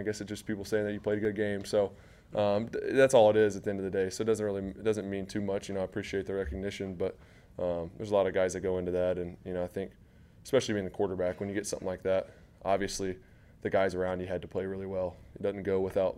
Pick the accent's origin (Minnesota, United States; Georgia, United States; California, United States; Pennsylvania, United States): Georgia, United States; moved away as an adult; now in Jacksonville, United States; growing up in Georgia